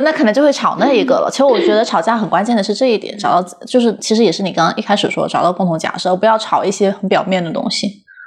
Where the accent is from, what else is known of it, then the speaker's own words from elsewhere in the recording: Guangdong, China; 我在广东长大